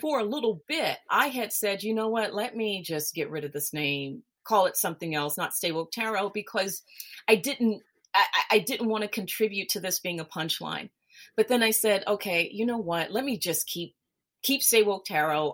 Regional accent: Memphis, Tennessee, United States; moved away as an adult; now in Switzerland; I'm originally from Memphis, Tennessee, but I live in Switzerland. I've been here for about I about 20 some odd years.

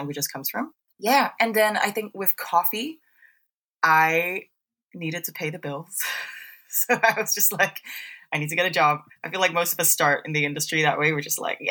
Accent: Singapore; moved away as an adult; now in United Kingdom; I'm from Singapore. I grew up in Singapore. I lived there for 19 years

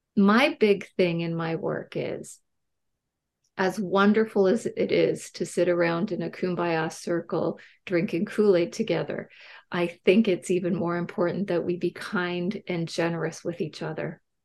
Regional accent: Canada; I'm Canadian

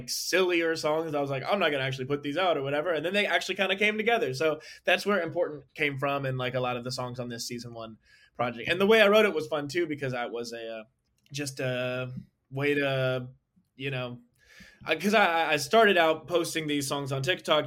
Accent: Northern Virginia, United States; also born or lived in Atlanta, Georgia; I lived there for 6 years and then moved to Northern Virginia outside of Washington, D.C., from 2001 nice. To 2013 when I graduated high school

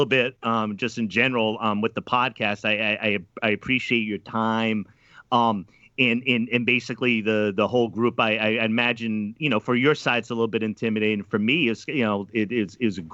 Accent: outside of Providence, Rhode Island, United States; I grew up outside of Providence of Rhode Island

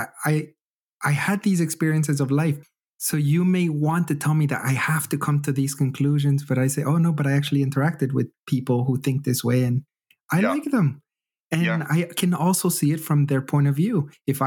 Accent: Canada; moved away as an adult; also born or lived in Texas; I'm Canadian

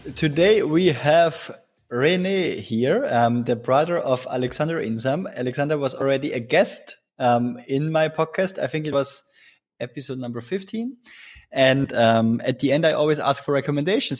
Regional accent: Tyrol, Austria; I'm from Tyrol and we also have the Alps

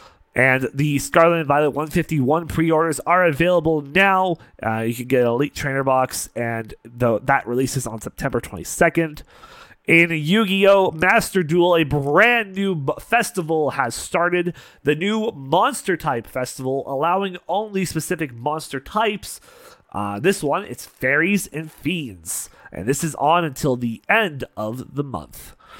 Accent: Canada; I've been to Vegas several times. It's like a second home to me as a Canadian.

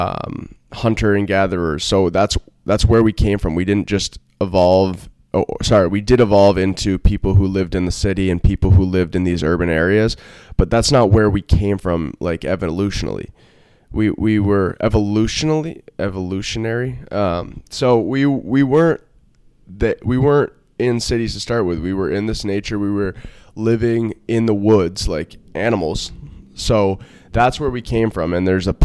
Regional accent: Vermont, United States; moved away; I'm from Vermont, so I've always been from nature

